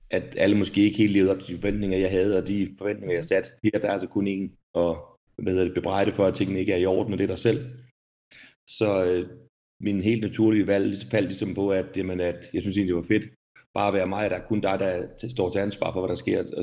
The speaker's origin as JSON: {"language": "Danish", "town": "Rødby", "region": "Zealand", "country": "Denmark", "moved": "yes", "lives_now": "Sweden", "said": "Jeg kommer ikke? ned fra Rødby, nede på Lolland."}